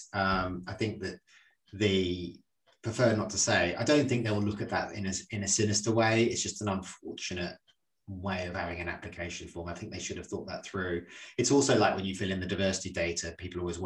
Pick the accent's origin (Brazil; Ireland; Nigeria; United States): Ireland; I'm Irish